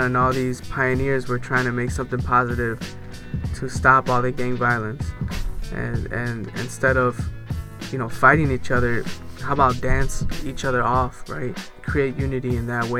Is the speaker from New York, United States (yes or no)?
no; Chicago, Illinois, United States; also born or lived in Los Angeles, California; I'm originally from Los Angeles, but grew up in Chicago.